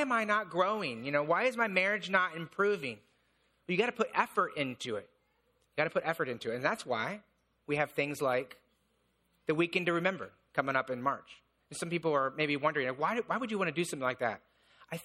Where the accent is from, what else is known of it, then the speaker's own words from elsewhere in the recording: Indiana, United States; I grew up in Indiana